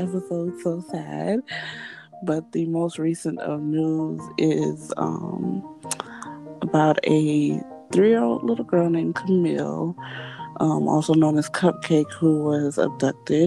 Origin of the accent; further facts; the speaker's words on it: Florida, United States; I am from Florida